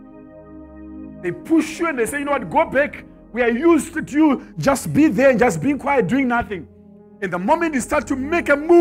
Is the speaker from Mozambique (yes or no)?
no; Zimbabwe; Me, I come from Zimbabwe.